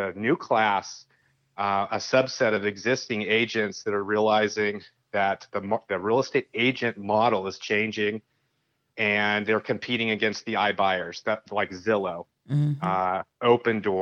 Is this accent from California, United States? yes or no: yes; San Francisco Bay Area, California, United States; now in Sonora, United States; I grew up in the San Francisco Bay Area, born and raised